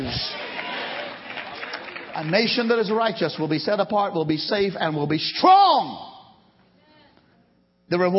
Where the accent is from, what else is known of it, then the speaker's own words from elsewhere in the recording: Trinidad & Tobago; also born or lived in India (ancestry); now in United States; Where I was born in Trinidad